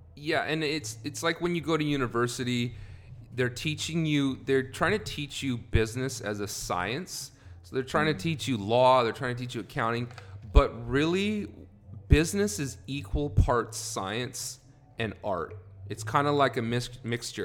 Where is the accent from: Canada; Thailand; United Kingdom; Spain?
Canada; moved away as an adult; also born or lived in Carson City, Nevada / California; now in United States; originally, I'm from Canada. I've lived in the States now for about 12 years